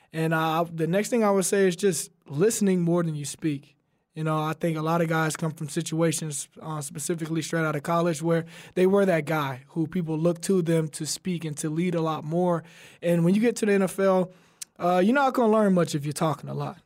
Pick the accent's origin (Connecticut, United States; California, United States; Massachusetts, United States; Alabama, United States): Alabama, United States; We're both from Alabama